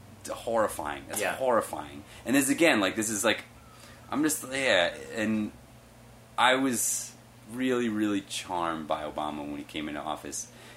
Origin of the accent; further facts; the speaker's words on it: the South, United States; I grew up in the South, and I was living in the South. I lived in Texas during George Bush's presidency. I lived in Florida